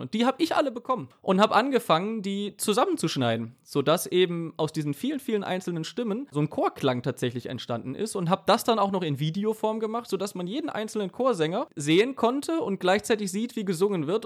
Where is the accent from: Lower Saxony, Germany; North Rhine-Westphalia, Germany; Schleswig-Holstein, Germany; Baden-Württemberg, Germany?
North Rhine-Westphalia, Germany; Cologne; Ich komme ja aus dem Raum Köln, Großraum Köln